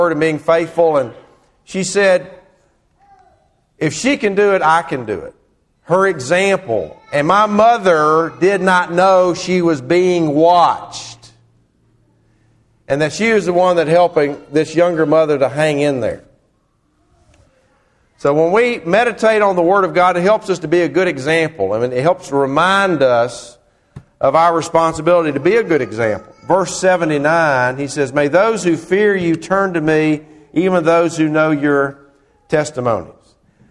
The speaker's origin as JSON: {"language": "English", "town": "Murfreesboro", "region": "Tennessee", "country": "United States", "tie": "born or raised there", "said": "I grew up in Murfreesboro, Tennessee"}